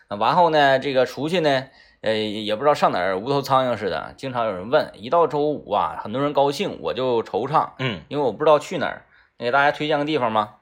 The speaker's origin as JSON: {"language": "Chinese", "country": "China", "said": "我们中国人就喜欢数字"}